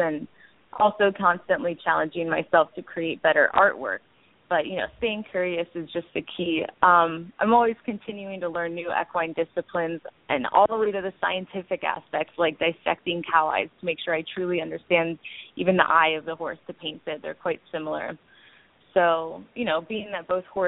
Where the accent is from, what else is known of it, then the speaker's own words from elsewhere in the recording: Jupiter, Florida, United States; moved away as an adult; also born or lived in Lower East Side, New York City; now in New York City, United States; I grew up here in Jupiter, Florida, on a horse farm, so I'm able to come back home here